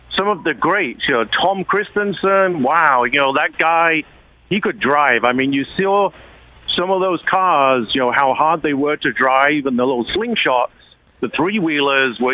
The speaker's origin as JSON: {"language": "English", "region": "England", "country": "United Kingdom", "moved": "yes", "lives_now": "Austin, United States", "said": "I'm originally from England"}